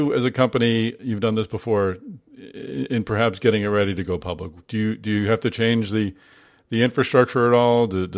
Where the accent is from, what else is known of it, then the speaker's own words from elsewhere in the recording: Boston, Massachusetts, United States; Boston, my hometown